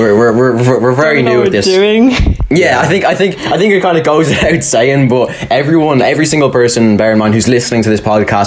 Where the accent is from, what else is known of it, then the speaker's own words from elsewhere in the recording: Dublin, Leinster, Ireland; I'm 16 years old, and I'm from Dublin.